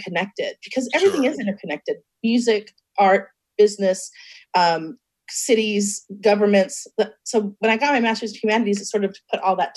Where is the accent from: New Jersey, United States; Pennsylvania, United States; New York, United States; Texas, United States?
Texas, United States; Seguin; also born or lived in Dallas, Texas; now in Austin, United States; I was born near San Antonio and Austin, so I'm in a little town named Seguin between those two cities, and that's where I grew up.